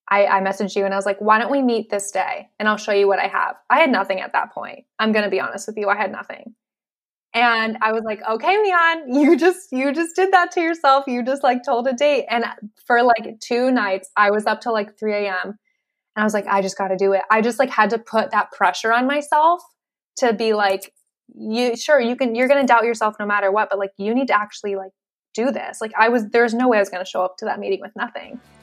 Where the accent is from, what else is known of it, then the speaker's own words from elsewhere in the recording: Western Massachusetts, United States; moved away as an adult; now in San Diego, United States; I'm from Massachusetts, grew up Western Mass